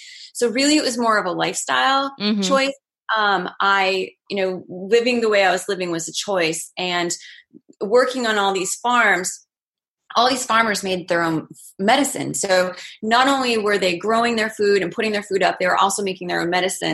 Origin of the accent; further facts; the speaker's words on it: Maine, United States; I grew up in Maine and I grew up going outside